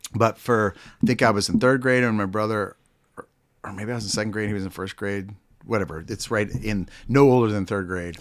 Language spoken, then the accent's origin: English; Pittsburgh, Pennsylvania, United States; now in Kansas City, United States; I was born in Pittsburgh, Pennsylvania